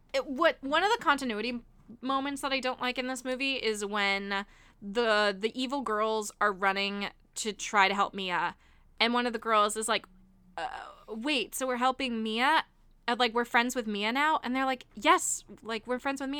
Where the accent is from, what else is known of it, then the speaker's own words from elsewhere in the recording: Miami, Florida, United States; I grew up in Miami